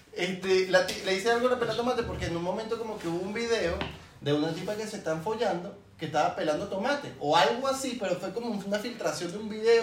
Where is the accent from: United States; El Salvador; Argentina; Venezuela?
Venezuela; moved away as an adult; nosotros somos de Venezuela